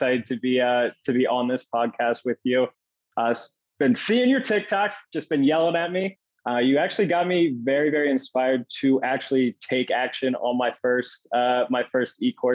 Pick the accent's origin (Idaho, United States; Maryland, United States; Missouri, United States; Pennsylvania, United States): Pennsylvania, United States; Red Lion; moved away as an adult; also born or lived in York, Pennsylvania / Indiana, Pennsylvania / San Diego, California; now in Scottsdale, United States; I grew up in Red Lion, PA, small farm town